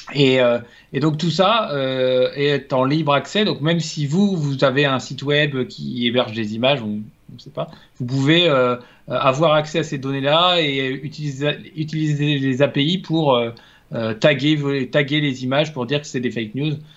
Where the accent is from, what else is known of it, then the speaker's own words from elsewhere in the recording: France; en tant que Français